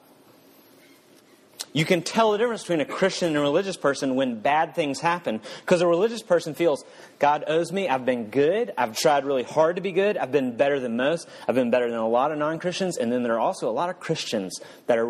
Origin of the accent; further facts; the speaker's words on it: the South, United States; I'm from the South